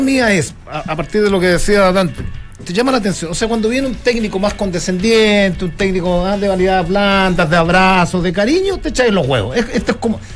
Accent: Chile; Somos remolones los chilenos

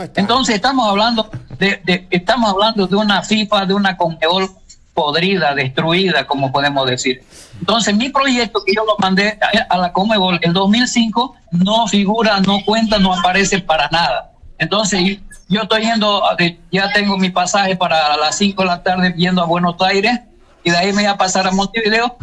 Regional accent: Santa Cruz de la Sierra, Santa Cruz, Bolivia; also born or lived in Ponta Grossa, Brazil; now in Asunción, Paraguay; el campeonato cruceño de ahí de mi ciudad

